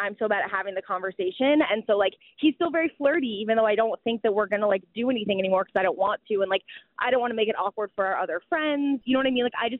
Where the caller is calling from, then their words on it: New York, United States; I'm calling from New York. I'm standing on a crazy busy street.